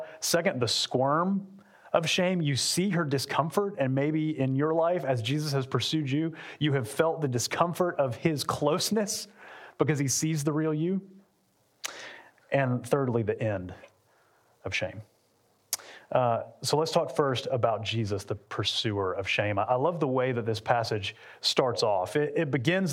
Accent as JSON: {"language": "English", "town": "Atlanta", "region": "Georgia", "country": "United States", "also_born_or_lived": "Lakeland, Florida", "moved": "as an adult", "said": "we're from Atlanta, but we spent the last 11 years in Central Florida and Lakeland"}